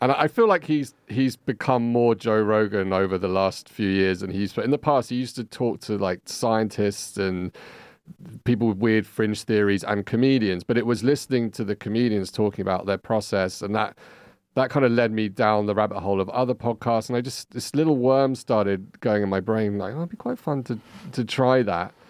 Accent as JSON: {"language": "English", "region": "London", "country": "United Kingdom", "tie": "born or raised there", "moved": "as an adult", "lives_now": "Barcelona, Spain", "said": "I'm originally from London, uh, hence this accent."}